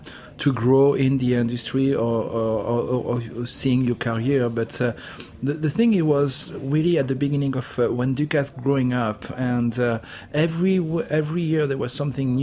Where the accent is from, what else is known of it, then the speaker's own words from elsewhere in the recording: Monaco; now in New York, United States; I grew up born and grew up in Monaco.